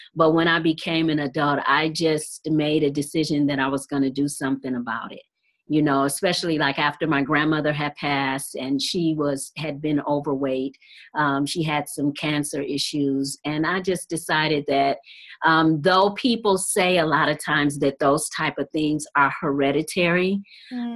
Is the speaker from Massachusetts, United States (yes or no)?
no; Detroit, Michigan, United States; I'm from Detroit, Michigan